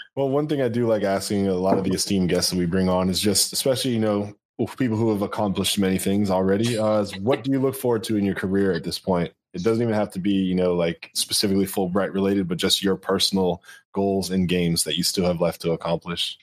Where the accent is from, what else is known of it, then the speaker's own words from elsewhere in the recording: Connecticut, United States; I'm from Connecticut.